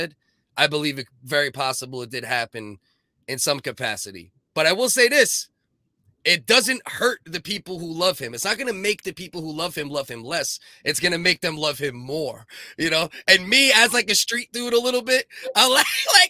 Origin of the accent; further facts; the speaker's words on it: New York City, New York, United States; I'm from Staten Island. I'm from Staten Island